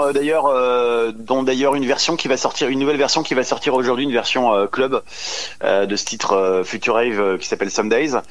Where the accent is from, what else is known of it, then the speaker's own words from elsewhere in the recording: Dijon, Bourgogne-Franche-Comté, France; moved away as an adult; now in Paris, France; je suis né à Dijon, mais j'habite Paris depuis, oh là là, très longtemps